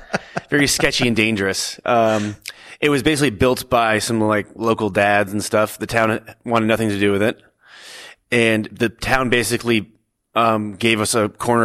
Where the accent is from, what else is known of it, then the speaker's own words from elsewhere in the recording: Stowe, Vermont, United States; I grew up skateboarding in Stowe, Vermont.